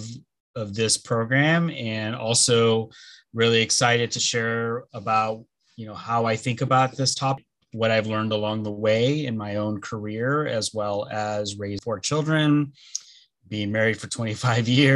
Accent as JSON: {"language": "English", "town": "Los Angeles", "region": "California", "country": "United States", "tie": "born or raised there", "first_language": "Spanish", "second_language": "English", "said": "I am originally from Los Angeles, born and raised, and that's where I live now."}